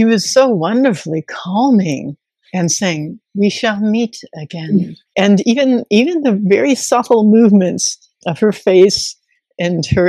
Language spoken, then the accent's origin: English; United States; as an American citizen